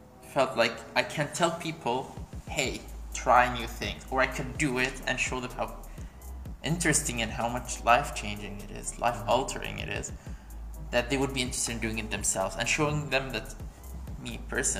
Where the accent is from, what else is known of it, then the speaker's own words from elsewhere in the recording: Bahrain; I'm from Bahrain